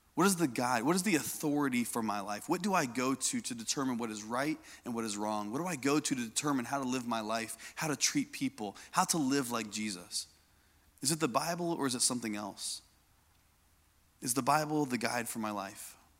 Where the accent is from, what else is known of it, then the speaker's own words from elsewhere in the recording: Indiana, United States; I grew up in Indiana.